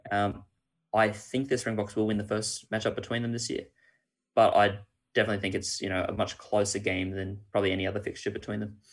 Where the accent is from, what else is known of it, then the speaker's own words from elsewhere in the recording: Australia; we are Australian